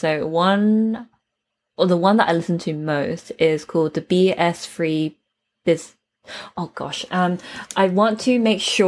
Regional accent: United Kingdom; I'm also British

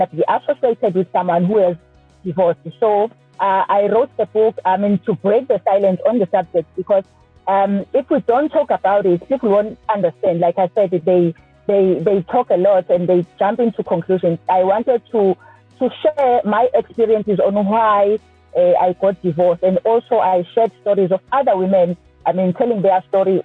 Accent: Durban, KwaZulu-Natal, South Africa; I am born and bred in Durban, KwaZulu-Natal

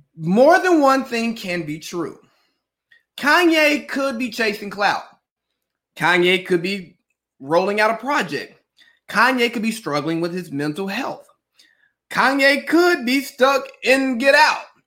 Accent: Cartersville, Georgia, United States; I'm … from Cartersville. And part of that is keeping people who I grew up with close to me.

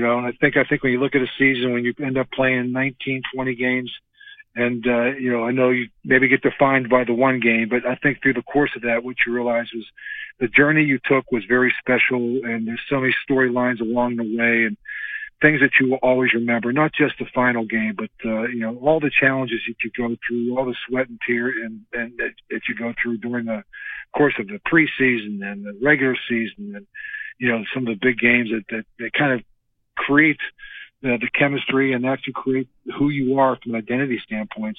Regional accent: Western Pennsylvania, United States; growing up in Western Pennsylvania

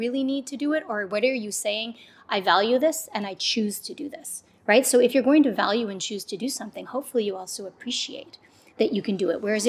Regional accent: Canada; I grew up in Canada and my mom came from Jamaica

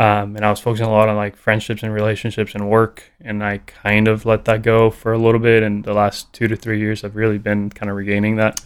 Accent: Costa Rica; English is a second language; moved away as an adult; now in United States; growing up in Costa Rica, you get super exposed, exposed to reggae

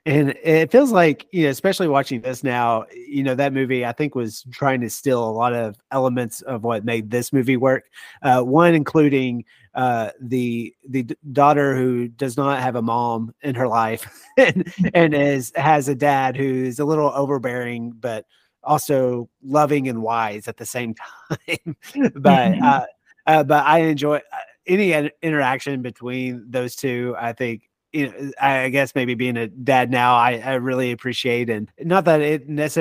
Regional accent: Longview, Texas, United States; I'm from Longview, Texas, which is an East Texas town

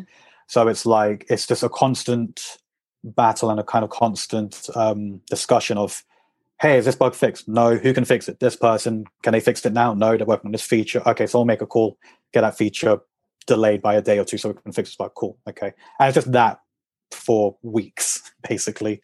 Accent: England, United Kingdom; moved away as an adult; also born or lived in Madrid; I'm English

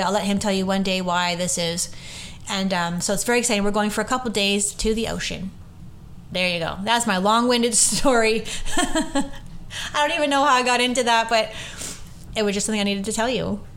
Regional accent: Orangeville, Ontario, Canada; moved away; Orangeville, which is my hometown

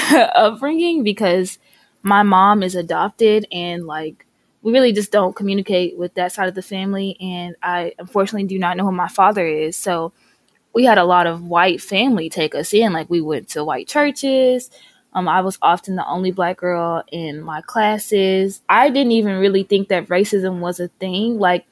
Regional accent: Hot Springs, Arkansas, United States; also born or lived in Pine Bluff, Arkansas; So I grew up in Hot Springs, Arkansas, and then I came to Pine Bluff for school, and I just really fell in love with the community. So that's still where I reside

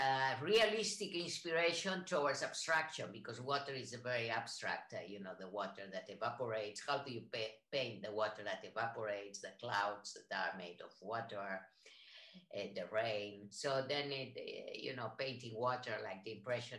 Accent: Spain; English is a second language; moved away as an adult; also born or lived in San Francisco, United States / Boston, United States / Israel / Barcelona, Spain; I am from Spain, lived in the United States, and I studied in San Francisco in the California College of Arts and Crafts

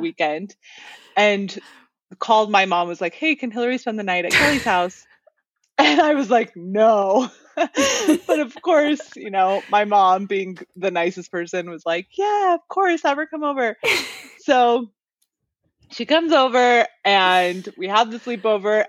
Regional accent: near Seattle, Washington, United States; the area that I grew up in near Seattle

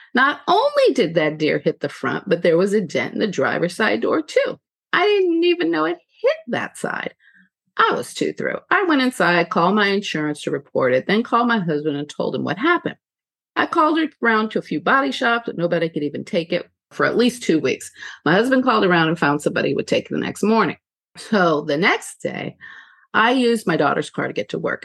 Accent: California, United States; moved away; I'm originally from California

